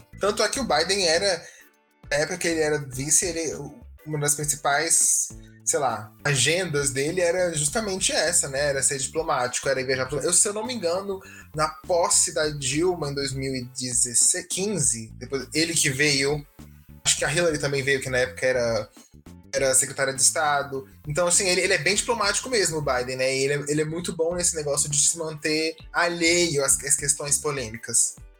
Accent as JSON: {"language": "Portuguese", "country": "Brazil", "said": "a gente é brasileiro. Eu nunca vi neve na minha vida, né? Eu nunca passei o Natal fora do Brasil"}